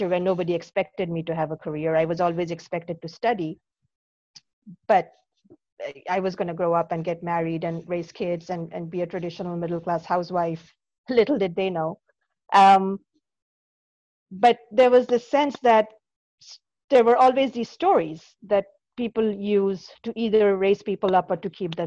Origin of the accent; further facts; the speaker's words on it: Kolkata, West Bengal, India; moved away; I grew up in Calcutta, India. I was born and brought up there